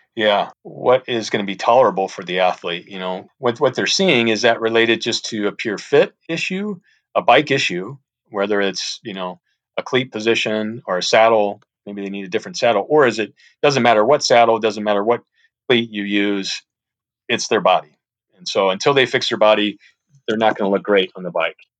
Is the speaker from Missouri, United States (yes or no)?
yes; St. Louis, Missouri, United States; moved away as an adult; I'm from the Saint Louis area, went to Saint Louis University